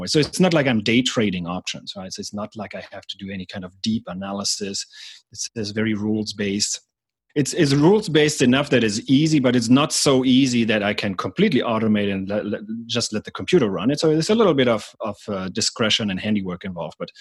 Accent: Germany; moved away as an adult; also born or lived in Atlanta, United States / San Francisco, United States; now in United States; I'm from Germany originally. I came to the US as an exchange student, and then I stayed here full-time

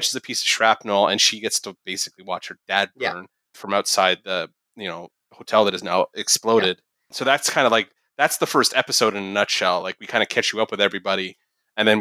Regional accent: Canada; as a Canadian

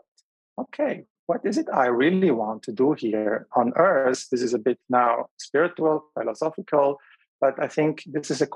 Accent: Switzerland; also born or lived in Beirut, Lebanon / Mallorca, Spain; I was born in Lebanon, Beirut. And I was a little boy when we moved to Switzerland, around 7 years old. In Switzerland, I had my journey as a foreigner growing up in a different

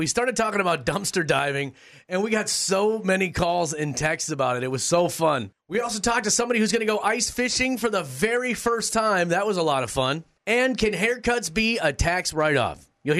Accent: Minnesota, United States; I was born and raised in Minnesota

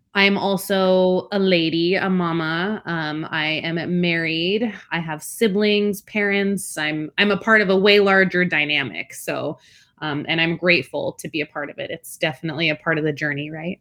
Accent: Alaska, United States; first language Spanish; English is a second language; also born or lived in Washington / Belmont, California; now in California, United States; I actually grew up in Alaska, which is pretty out there

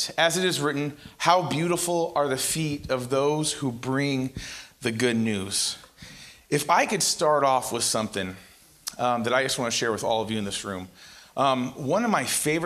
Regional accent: Central Valley of California, United States; also born or lived in Los Banos, California / Turlock, California; I am from the Central Valley of California

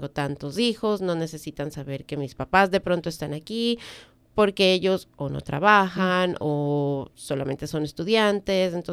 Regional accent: Ecuador; moved away; Yo vengo de Ecuador, tú vienes de República Dominicana, donde los sistemas no son como, como acá

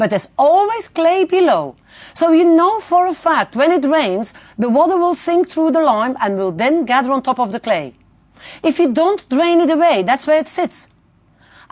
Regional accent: Belgium; So I'm coming from Belgium, tiny little country

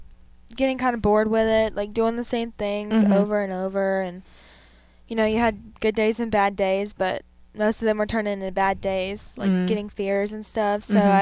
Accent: North Carolina, United States; So I'm 16 years old. I'm from North Carolina. I'm a twin

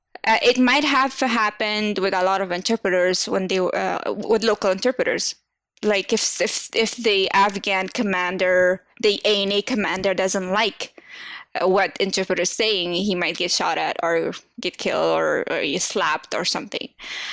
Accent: United States; Second, I am from the States and I'm in between the whole American environment team.

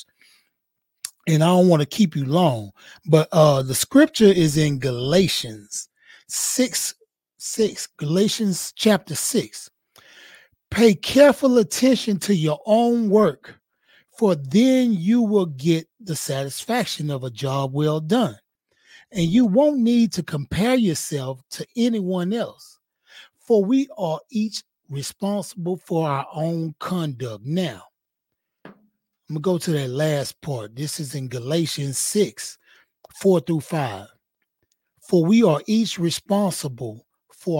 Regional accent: Houston, Texas, United States; I'm from Fifth Ward, Houston, Texas

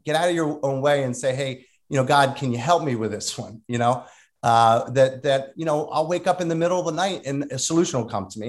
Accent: Delran, New Jersey, United States; I grew up in a small town called Delran

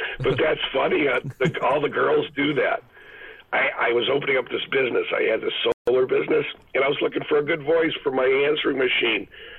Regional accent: Michigan, United States; now in Huntington Beach, United States; I grew up with them in Michigan.

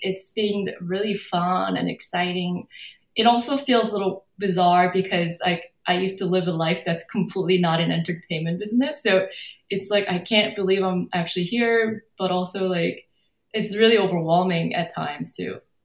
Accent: South Korea; English is a second language; also born or lived in San Francisco, California, United States; now in Los Angeles, United States; my home country

